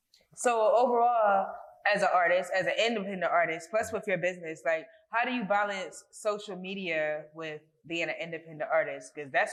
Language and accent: English; Philadelphia, Pennsylvania, United States; I'm originally from North Philly